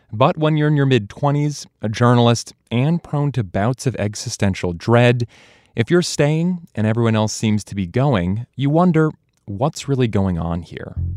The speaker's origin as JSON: {"language": "English", "town": "Colchester", "region": "Vermont", "country": "United States", "tie": "born or raised there", "said": "I grew up in Colchester, graduated from the town high school"}